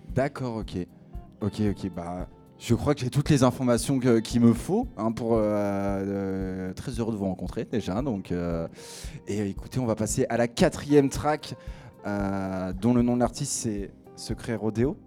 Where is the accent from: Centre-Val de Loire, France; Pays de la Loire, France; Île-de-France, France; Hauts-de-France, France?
Hauts-de-France, France; Picardy; je viens de Picardie, donc mon anglais est un petit peu mauvais